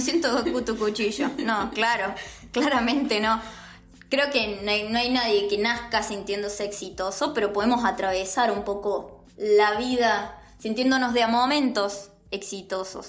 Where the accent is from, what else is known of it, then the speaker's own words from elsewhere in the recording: Río Cuarto, Córdoba, Argentina; nosotros somos un grupo de Río Cuarto, así que estamos en el interior del interior, Río Cuarto, Córdoba, Argentina